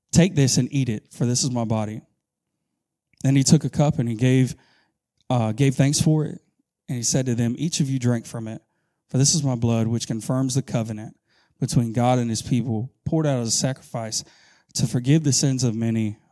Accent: Augusta, Georgia, United States; moved away as an adult; now in Camden County, United States; I'm from Augusta, Georgia

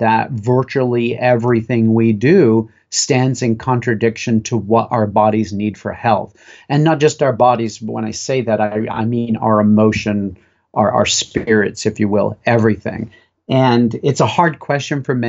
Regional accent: Western Maine, United States; Growing up in Western Maine

